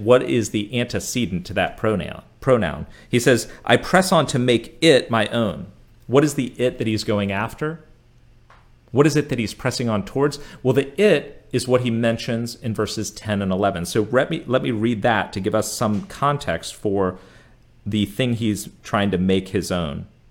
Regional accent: United States; being an American growing up here

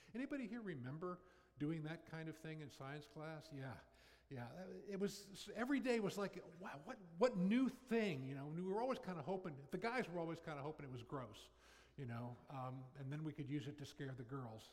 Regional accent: Northern Virginia, United States; moved away as an adult; also born or lived in Jacksonville, Florida; I grew up in Northern Virginia

